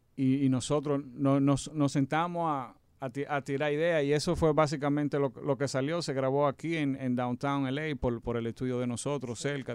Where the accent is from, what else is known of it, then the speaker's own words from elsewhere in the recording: Santo Domingo, Distrito Nacional, Dominican Republic; También nací y crecí en Santo, en Santo Domingo